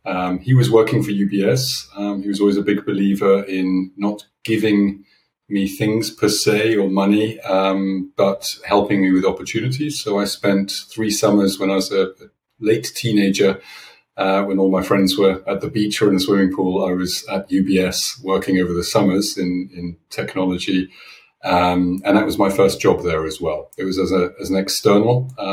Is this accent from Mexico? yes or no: no; United Kingdom; also born or lived in Switzerland; So as you might hear from my accent, I am originally from the UK.